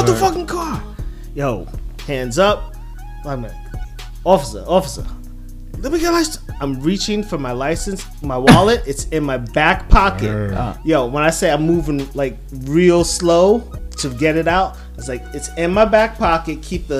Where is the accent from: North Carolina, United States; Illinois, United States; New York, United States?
New York, United States; Brooklyn; growing up in Brooklyn.